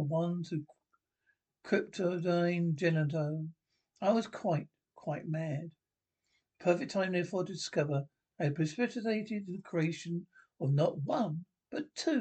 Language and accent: English; Canada; moved away as an adult; I am Canadian